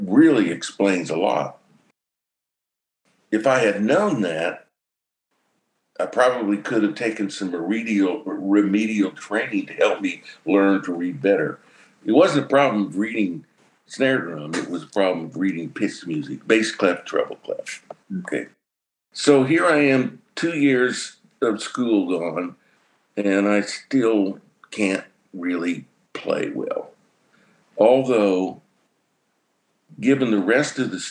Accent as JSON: {"language": "English", "town": "Ulysses", "region": "Kansas", "country": "United States", "tie": "born or raised there", "said": "I grew up in Ulysses, Kansas, way out in the west"}